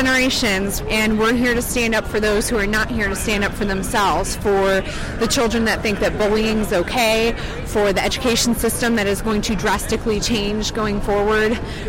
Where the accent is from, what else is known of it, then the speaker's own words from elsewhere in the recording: Charleston, West Virginia, United States; I'm from Charleston, West Virginia, and our state has been decimated over the past 8 years